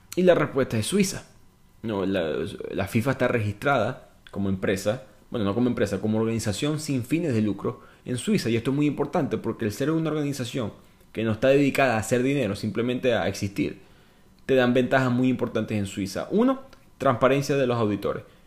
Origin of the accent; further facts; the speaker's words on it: Venezuela; yo soy venezolano.